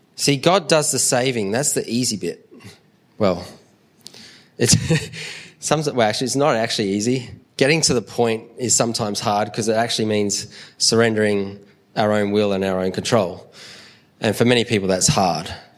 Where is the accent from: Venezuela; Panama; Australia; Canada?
Australia; Adelaide, South Australia; we're from Adelaide and Adelaide Airport's small